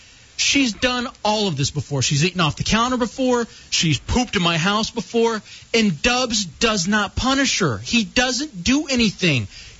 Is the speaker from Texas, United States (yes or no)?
yes; Grand Prairie, Texas, United States; moved away; I grew up in Texas in the Dallas area, Grand Prairie.